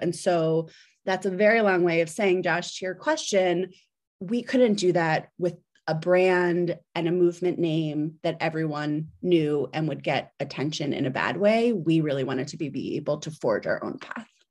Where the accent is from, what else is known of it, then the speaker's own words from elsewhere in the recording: New Jersey, United States; moved away as an adult; also born or lived in Philadelphia / New York; now in Washington, D.C., United States; I was born in Philadelphia. Um, I grew up in South Jersey, right outside